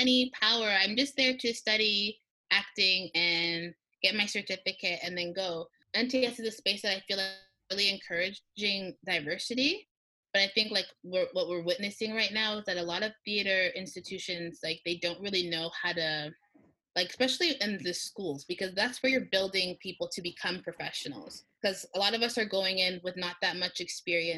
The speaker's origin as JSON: {"language": "English", "town": "Toronto", "region": "Ontario", "country": "Canada", "tie": "born or raised there", "moved": "as an adult", "lives_now": "Montreal, Canada", "said": "I grew up in Toronto"}